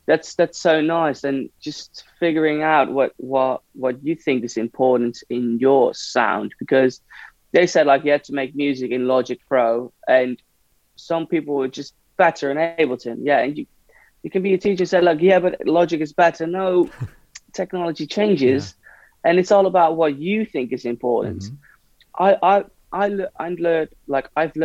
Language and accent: English; Hilversum, North Holland, Netherlands; now in Amsterdam, Netherlands; I was from Hilversum